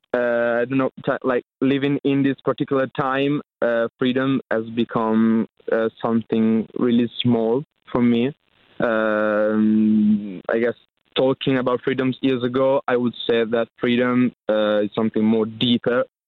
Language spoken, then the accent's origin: English; Emilia-Romagna, Italy; English is a second language; we're from Italy